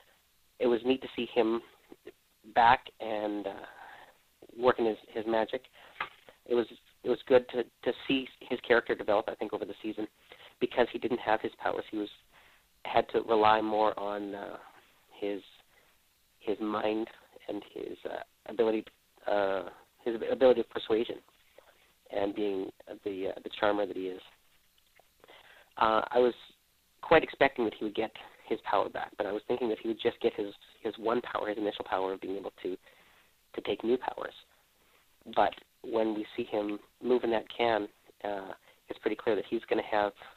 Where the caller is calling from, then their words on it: Calgary, Alberta, Canada; I'm also calling from the West Coast time zone in Calgary, Alberta, Canada.